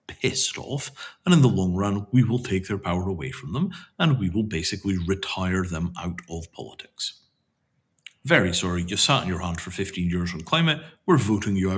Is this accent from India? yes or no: yes; India; as an Indian